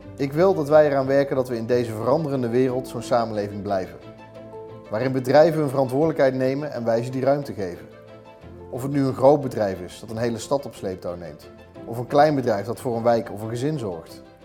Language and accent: Dutch; Eindhoven, North Brabant, Netherlands; Ik kom uit Eindhoven